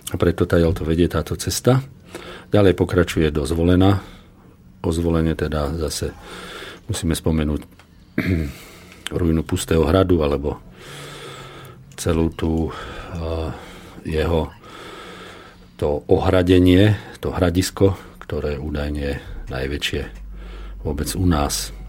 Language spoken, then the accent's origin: Slovak; Kremnica, Banská Bystrica Region, Slovakia; ja ako rodák z Kremnice som hrdý na toto miesto